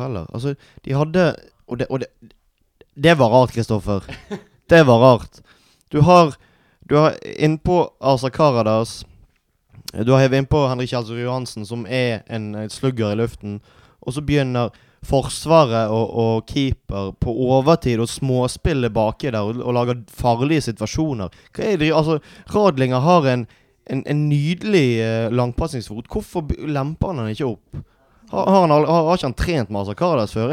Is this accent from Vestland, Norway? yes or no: yes; Bergen, Vestland, Norway; jeg er oppvokst på Landås